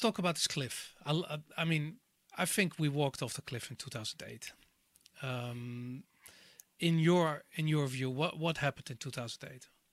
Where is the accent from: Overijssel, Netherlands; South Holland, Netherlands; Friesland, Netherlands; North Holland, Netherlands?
North Holland, Netherlands; Amsterdam; I grew up in Amsterdam in the 80s